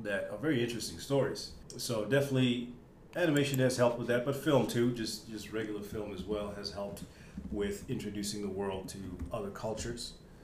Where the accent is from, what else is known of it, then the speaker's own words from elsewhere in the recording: Botswana; I'm from Botswana, as you said, and I grew up on American TV